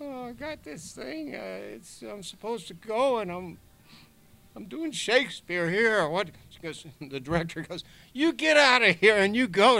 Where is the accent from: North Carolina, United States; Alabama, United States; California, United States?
Alabama, United States; Mobile; moved away; have you ever heard of a place called Mobile, Alabama? I'm like, that's my hometown.